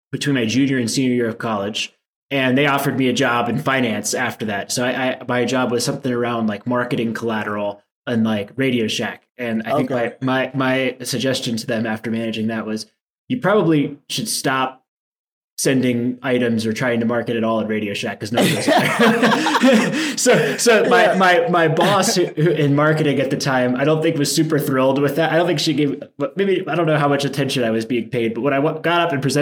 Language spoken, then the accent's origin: English; D.C., Maryland, United States; I grew up in a suburb between Baltimore and Washington, D.C.